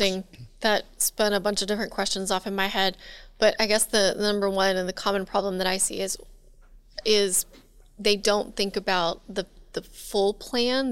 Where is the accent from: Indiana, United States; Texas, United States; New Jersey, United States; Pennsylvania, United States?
Texas, United States; now in Louisiana, United States; I grew up in Texas, Tornado Alley